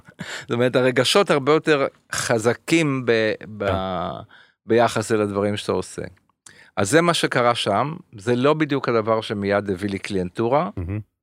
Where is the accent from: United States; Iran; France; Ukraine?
France; Paris, Île-de-France; now in Israel; בפריז, איפה שנולדתי